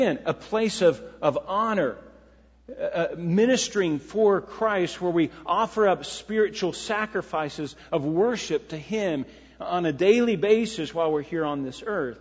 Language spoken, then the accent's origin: English; United States; growing up in America